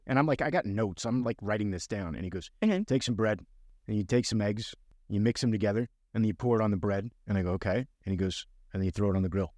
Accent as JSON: {"language": "English", "town": "Miami", "region": "Florida", "country": "United States", "tie": "born or raised there", "said": "I grew up in Miami"}